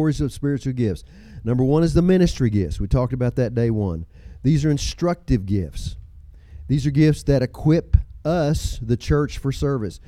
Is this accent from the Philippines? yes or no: no; Texas, United States; I'm from Texas.